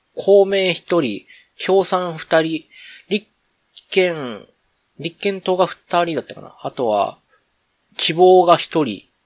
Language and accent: Japanese; Kansai, Japan; accent: Kansai-ben; めっちゃ関西弁出ちゃったけど